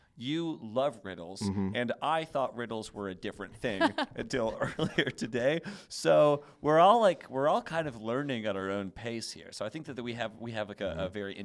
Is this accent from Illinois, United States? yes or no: no; Indiana, United States; I'm from Indiana, and I have an uncle that's a hunter